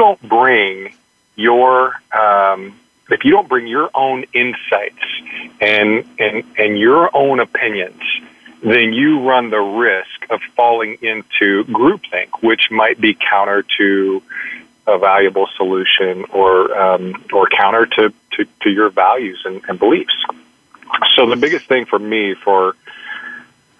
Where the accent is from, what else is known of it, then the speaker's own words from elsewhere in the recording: Arkansas, United States; now in Dallas, United States; my home state is Arkansas